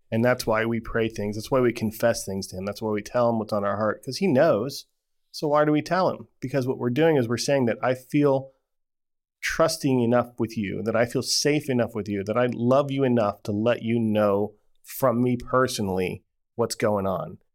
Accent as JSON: {"language": "English", "town": "Las Vegas", "region": "Nevada", "country": "United States", "tie": "born or raised there", "said": "I grew up in Ve-, Vegas"}